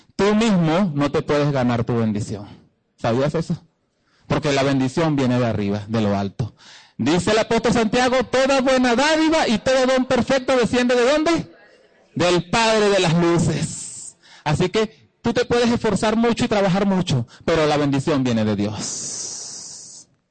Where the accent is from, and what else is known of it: Venezuela; also born or lived in Guatire, Miranda